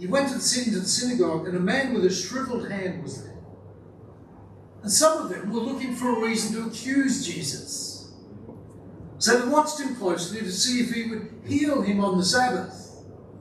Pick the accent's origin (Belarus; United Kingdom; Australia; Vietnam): Australia; I'm an Aussie male